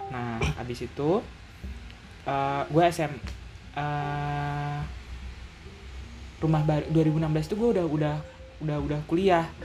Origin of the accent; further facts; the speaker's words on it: Tanggamus, Lampung, Indonesia; oke gua orang Lampung lahir gua lahir lahir di Lampung, lahir di Lampung.